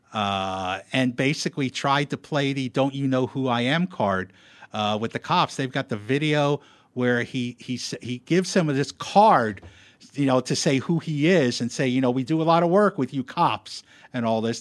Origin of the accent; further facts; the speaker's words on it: East Stroudsburg, Pennsylvania, United States; moved away; I grew up, I grew up in Pennsylvania.